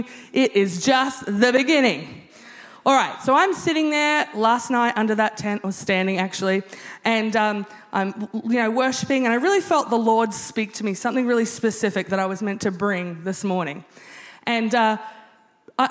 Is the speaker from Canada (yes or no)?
no; Australia; being Australian